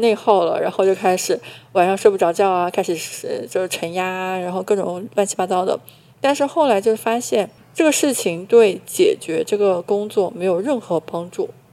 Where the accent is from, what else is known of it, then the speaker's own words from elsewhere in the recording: Hunan, China; 我是湖南人